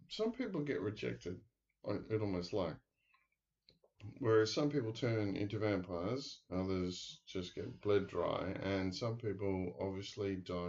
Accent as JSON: {"language": "English", "country": "Australia"}